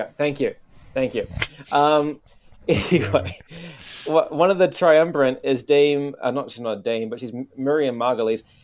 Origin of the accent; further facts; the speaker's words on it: New Zealand; also born or lived in Japan / Canada; now in Tokyo, Japan; my home country, New Zealand